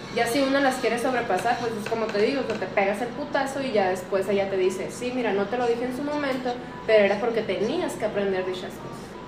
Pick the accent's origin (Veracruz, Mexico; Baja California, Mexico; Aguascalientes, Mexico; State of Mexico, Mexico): Aguascalientes, Mexico; yo soy de Aguascalientes. Y en Aguascalientes, en los, en los kinder hacían una evaluación psicológica